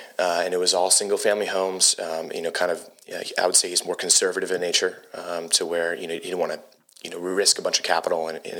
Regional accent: Huntington Beach, California, United States; moved away as an adult; also born or lived in San Diego, California; now in Lexington, United States; born and raised in Huntington.

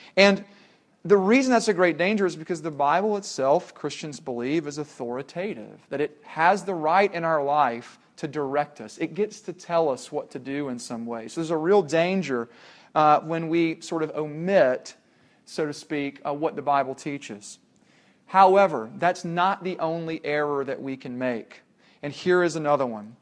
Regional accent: Tennessee, United States; when we were growing up in Tennessee

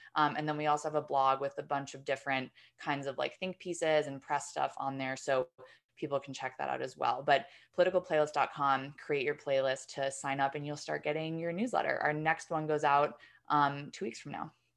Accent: New York, United States; I'm from New York

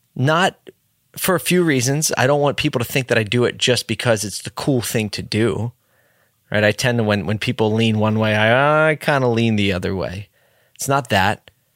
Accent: Philadelphia, Pennsylvania, United States; my hometown city, Philadelphia

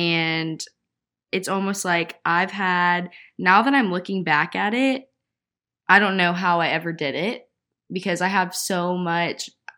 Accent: the South, United States; I agree. We're both from the South.

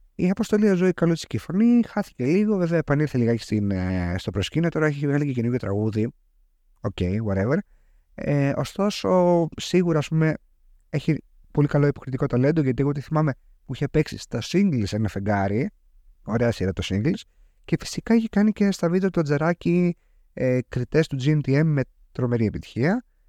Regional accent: Greece; σαν Έλληνας πολίτης

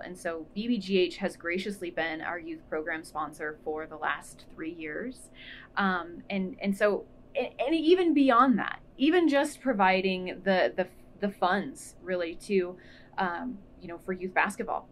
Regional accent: Alliance, Nebraska, United States; also born or lived in Lincoln, Nebraska; I moved here when I was in fifth grade, so I feel like I did all of my growing up here. I did all the important things here, so Alliance is always um, considered my hometown.

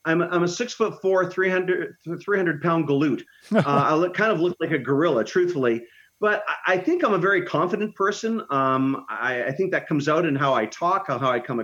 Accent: Canada; I love my home country, but I live in a very northern climate, and our food is pretty selective here

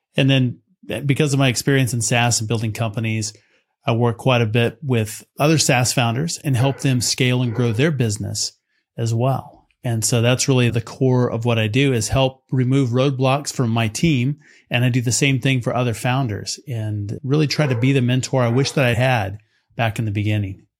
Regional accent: West Texas, United States; growing up in West Texas

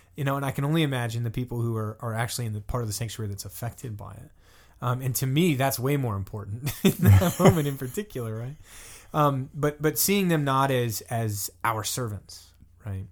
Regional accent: the South, United States; now in Pittsburgh, United States; I'm from the South, so, you know, Lafayette is a big thing down there

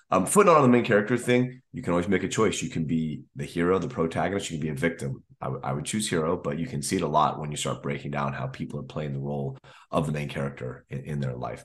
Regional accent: United States; as an American

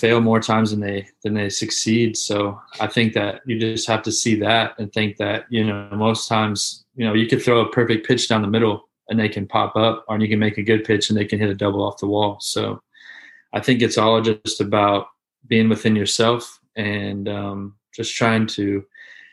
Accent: Gainesville, Florida, United States; I grew up in Gainesville. So, which is right where the University of Florida

